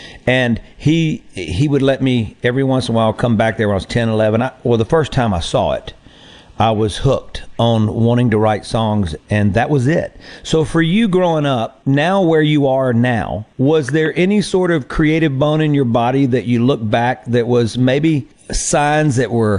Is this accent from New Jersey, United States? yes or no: no; Greenville, Mississippi, United States; I went to Delta State, and I grew up in Greenville